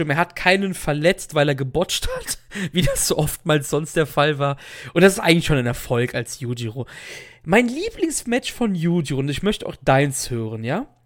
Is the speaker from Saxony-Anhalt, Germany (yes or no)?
no; Cologne, North Rhine-Westphalia, Germany; Ich als Kölner tue mir übrigens sehr schwer, Kirche zu sagen. Ich kann, ich sage mal Kirche, so wie die Frucht. Ist halt so ein Dialektding.